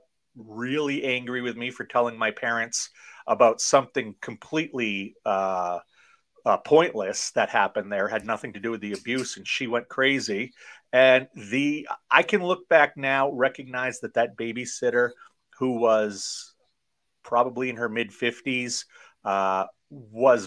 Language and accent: English; Maine, United States; also born or lived in Tokyo, Japan; I am from Maine, born here and raised here